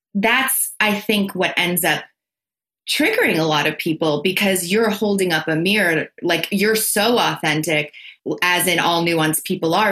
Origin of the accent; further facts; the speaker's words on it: tri-state area, United States; also born or lived in Los Angeles; I'm from the tri state area. I'm from New York, Connecticut, New Jersey.